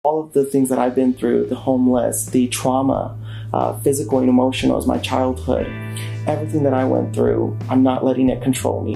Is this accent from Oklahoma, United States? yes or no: yes; Tulsa, Oklahoma, United States; I was born and raised in Tulsa, Oklahoma, a son of immigrants